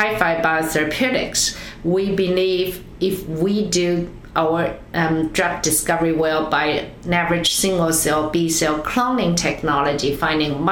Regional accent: China; moved away as an adult; also born or lived in Switzerland; now in United States; growing up in China, after college, come to US, now close to 30 years

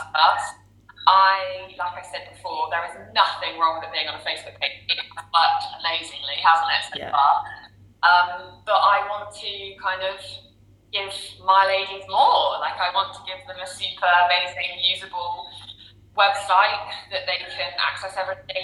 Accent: Cornwall, South West England, United Kingdom; I'm from Cornwall, over the countryside

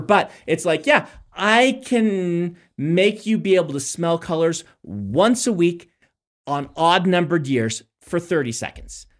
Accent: Nebraska, United States; moved away

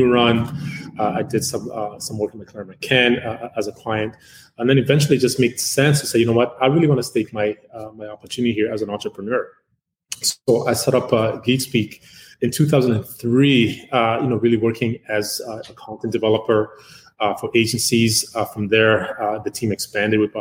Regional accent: Uganda; now in Canada; I'm originally from Uganda. I came to Canada in 1984, out thereabouts. So I really jumped in, went to school here.

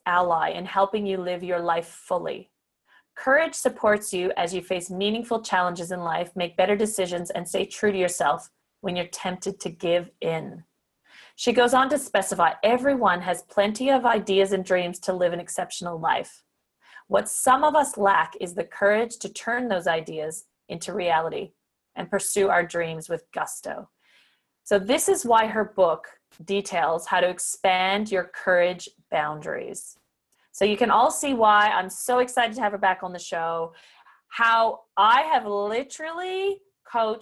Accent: the French part of Canada, Quebec, Canada; I come from the French part of Canada

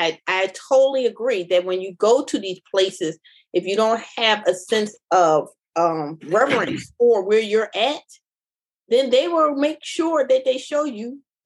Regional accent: Philadelphia, Pennsylvania, United States; I'm born and raised in North Philly, 13th Street.

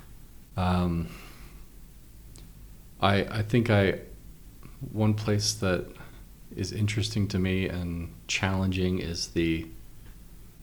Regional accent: Washington, United States; now in Utah, United States; I grew up in Washington where they lived.

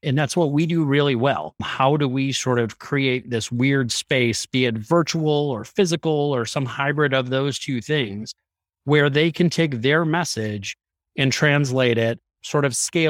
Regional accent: Chicago, Illinois, United States; now in Las Vegas, United States; I'm a production lighting designer for work, live in Las Vegas, Nevada. I am from Chicago originally.

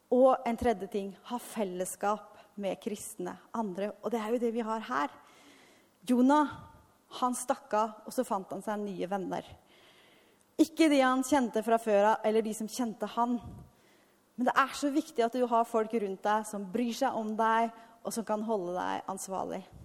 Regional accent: Halden, Østfold, Norway; moved away as an adult; also born or lived in Askim / Argentina; jeg er fra Ytre Østfold, Halden

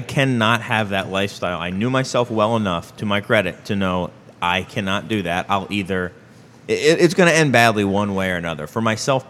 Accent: England, United Kingdom; Oh, my accent. Yeah. No, I'm from England originally. I hide it well.

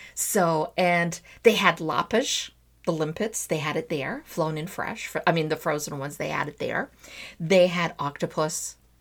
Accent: Azores, Portugal; moved away; also born or lived in Trás-os-Montes / Santa Maria / São Miguel; I would always put in a Zorian twist to everything because I'm from the Azores

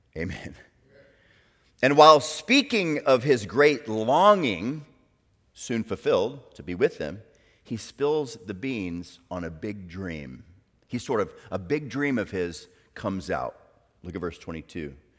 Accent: South Florida, United States; moved away as an adult; also born or lived in Orlando, Florida; now in Chattanooga, United States; growing up in South Florida

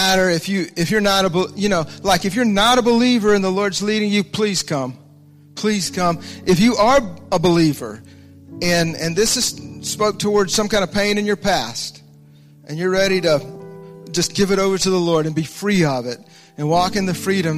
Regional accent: Alabama, United States; I grew up in the South, a little church down in Alabama

